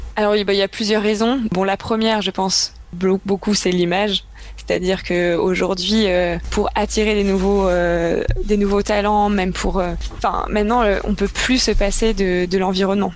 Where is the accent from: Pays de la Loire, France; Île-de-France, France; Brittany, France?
Brittany, France; je viens de Bretagne